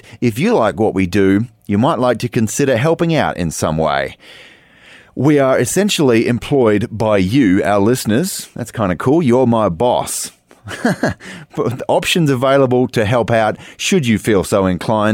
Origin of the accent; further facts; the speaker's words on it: Australia; my home country of Australia